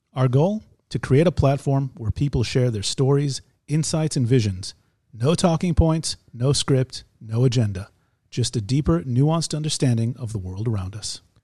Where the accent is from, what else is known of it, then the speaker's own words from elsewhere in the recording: United States; now in Israel; We're two Jewish guys. We grew up in America. We live in Israel.